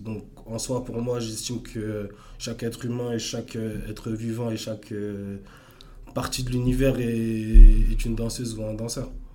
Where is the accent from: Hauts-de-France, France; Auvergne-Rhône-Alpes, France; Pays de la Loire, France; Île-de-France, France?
Île-de-France, France; Asnières-sur-Seine; also born or lived in Ermont / Democratic Republic of the Congo (ancestry) / Cameroon (ancestry); J'étais à Agnières, j'ai grandi à Agnières